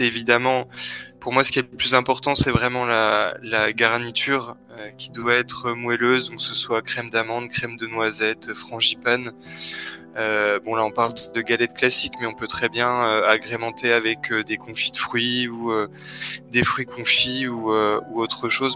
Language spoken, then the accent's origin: French; Besançon, Bourgogne-Franche-Comté, France; now in Switzerland; je viens de Franche-Comté, exactement de, Besançon